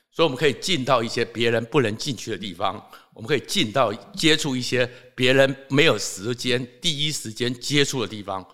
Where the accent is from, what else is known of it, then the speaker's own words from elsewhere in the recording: Taoyuan, Taiwan; 我是桃园人，所以又跟刘邦友认识